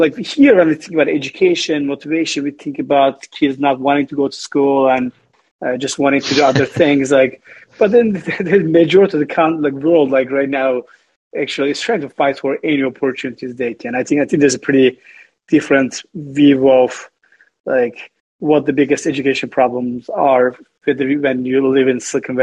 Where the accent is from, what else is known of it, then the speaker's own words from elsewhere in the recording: Southeastern Anatolia, Turkey; moved away; I grew up in Turkey, southeast part of Turkey. I was in a small village